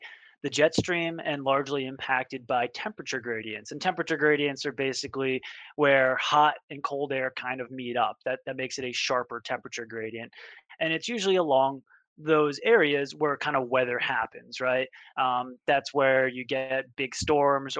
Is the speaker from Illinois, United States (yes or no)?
no; Northwest New Jersey, United States; growing up in Northwest New Jersey